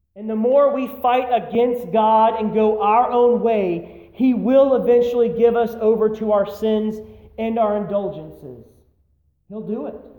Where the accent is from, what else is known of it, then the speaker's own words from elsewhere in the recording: United States; we as American Christians